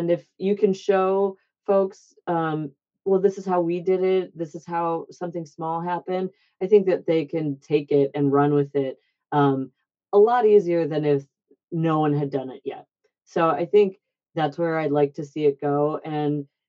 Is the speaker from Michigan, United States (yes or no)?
yes; Michigan, United States; now in Boston, United States; I'm from Michigan, obviously, so is my brother, and my husband is as well.